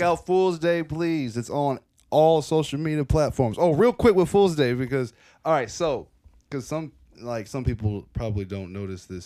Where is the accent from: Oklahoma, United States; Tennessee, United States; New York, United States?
Tennessee, United States; Franklin; now in Nashville, United States; I grew up in Franklin for the longest time